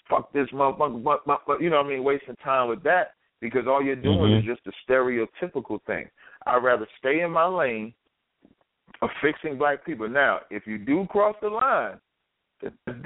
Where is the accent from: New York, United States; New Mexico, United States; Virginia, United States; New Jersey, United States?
New Jersey, United States; Jersey City; I'm from Jersey City